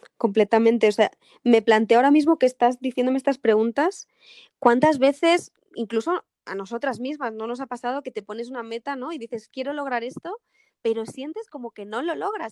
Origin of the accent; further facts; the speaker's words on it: Spain; soy española